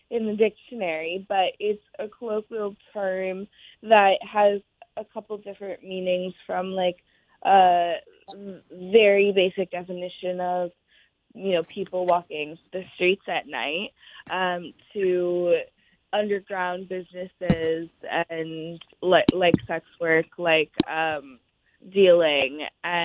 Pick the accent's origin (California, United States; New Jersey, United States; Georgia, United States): California, United States; Oakland; an ode to Oakland, because it's my hometown. I was born and raised there.